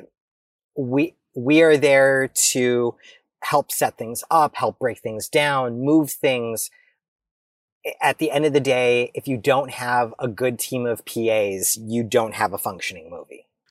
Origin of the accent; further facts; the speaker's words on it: United States; I, as an American, as an American citizen